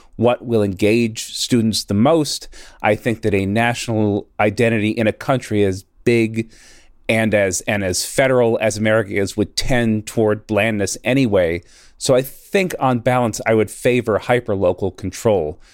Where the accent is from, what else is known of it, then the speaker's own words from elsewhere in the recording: Northeast, United States; Growing up in the Northeast, you know, we learned what the Civil War was fought over.